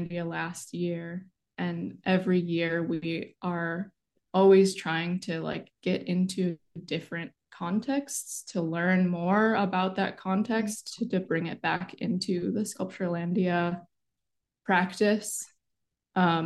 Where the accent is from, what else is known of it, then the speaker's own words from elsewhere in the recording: Chicago, Illinois, United States; I was born and raised in Chicago